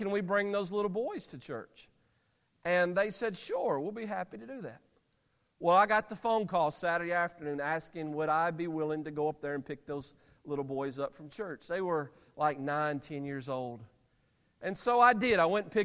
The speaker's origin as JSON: {"language": "English", "region": "Alabama", "country": "United States", "said": "I'm from Alabama"}